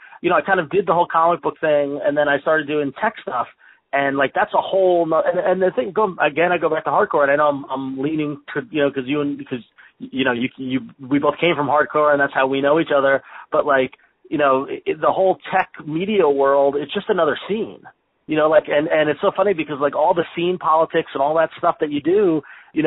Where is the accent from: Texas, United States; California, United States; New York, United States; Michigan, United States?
New York, United States; Long Island; we grew up on Long Island